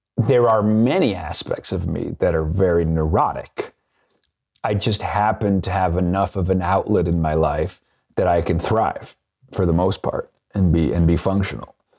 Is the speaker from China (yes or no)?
no; Venezuela; growing up in Venezuela and being part of a wealthy family in Venezuela